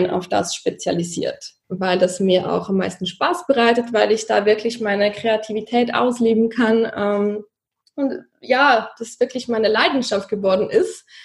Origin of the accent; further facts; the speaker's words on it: Zurich, Switzerland; ich komme aus Zürich, aus der Schweiz. Vielleicht hört ihr das an meinem Dialekt ganz wenig.